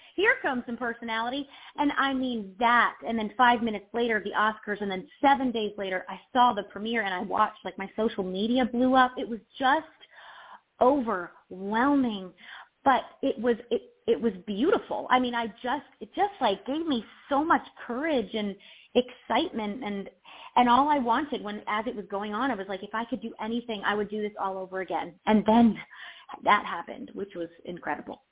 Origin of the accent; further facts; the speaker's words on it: Delaware, United States; I'm from, I'm from, I grew up in Delaware